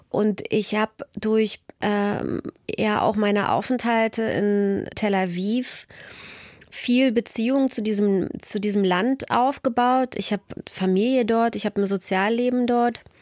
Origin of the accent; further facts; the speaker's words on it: East Germany, Germany; ich würde mich immer ganz stark als, als Ostdeutsche bezeichnen und gleichzeitig aber eben auch als Jüdin.